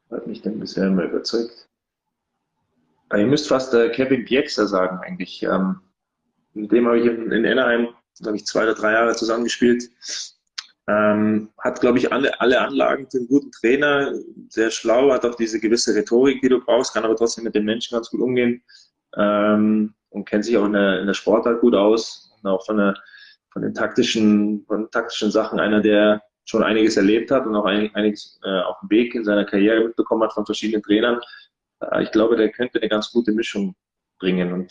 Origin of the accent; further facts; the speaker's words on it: Gelting, Bavaria, Germany; also born or lived in Munich; also ich bin in München geboren, äh, komme gebürtig aus Gelting. Das ist ein ganz kleines Dorf äh, in der Nähe von Geretsried